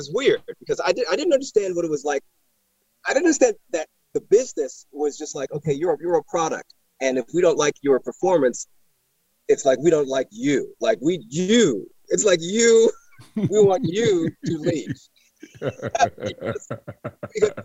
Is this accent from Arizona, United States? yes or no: no; New York City, New York, United States; born and raised in Brooklyn, New York